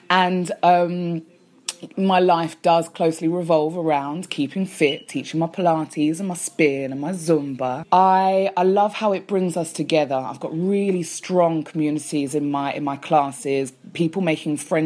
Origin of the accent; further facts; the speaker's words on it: London, United Kingdom; accent: English; Born and raised a Londoner